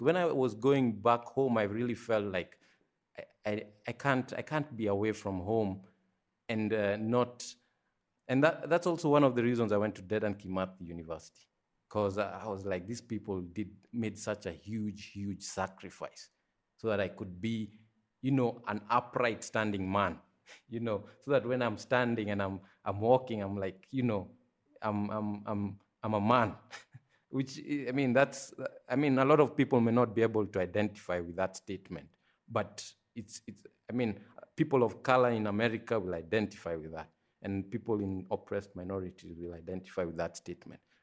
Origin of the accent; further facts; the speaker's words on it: Nairobi, Kenya; I was born in Kenya, Nairobi, so that's, you know, that's where I spent the first, uh, maybe twenty-three years of my life